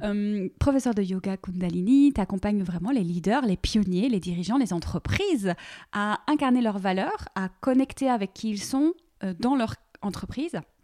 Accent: Belgium; also born or lived in near Paris, France; now in France; moi je suis belge

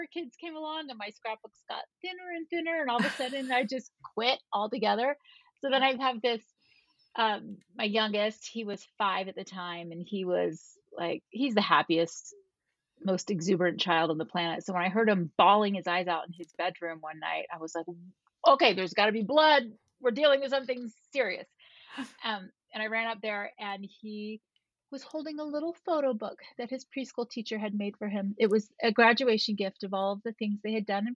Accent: Florida, United States; now in Utah, United States; I grew up in Florida

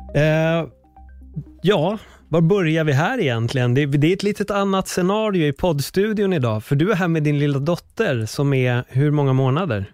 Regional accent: Sweden; nu är jag uppväxt här

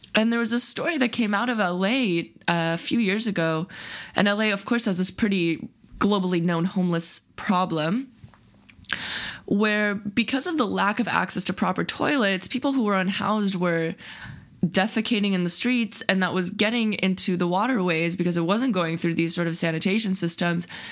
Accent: Silicon Valley, California, United States; the Silicon Valley progressive bubble that I grew up

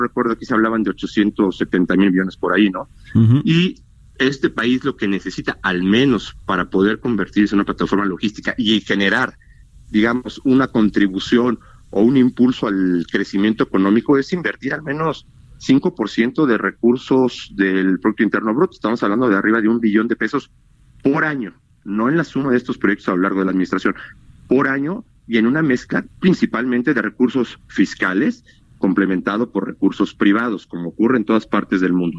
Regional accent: Mexico; somos los mexicanos

